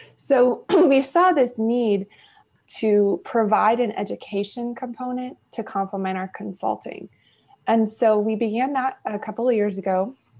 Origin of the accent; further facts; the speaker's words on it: Houston, Texas, United States; also born or lived in Washington, D.C.; born and raised in Houston. I'm a native Houstonian